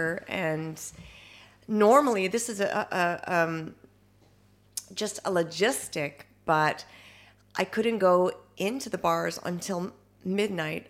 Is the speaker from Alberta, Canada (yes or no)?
no; Timmins, Ontario, Canada; I'm Canadian, and I grew up in the Canadian North. Fairly remote area. It's a little mining town called Timmins